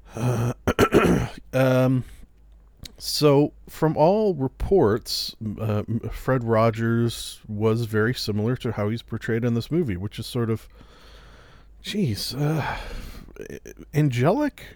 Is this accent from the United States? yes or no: no; Canada; being Canadian